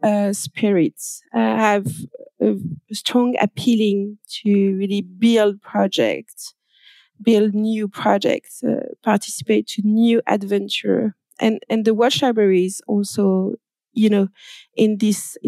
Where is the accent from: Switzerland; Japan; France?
France; accent: French; English is a second language; I'm French. I guess you can hear with my accent.